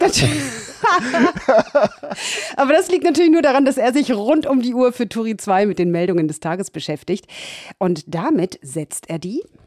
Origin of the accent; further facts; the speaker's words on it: Hamburg, Germany; also born or lived in Ramatuelle, France; now in France; Ich bin zwar gebürtige Hamburgerin, heute hauptberuflich ja. Französin